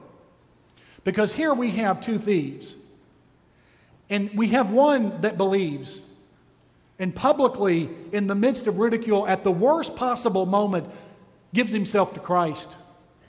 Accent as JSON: {"language": "English", "region": "Texas", "country": "United States", "said": "I'm from Texas"}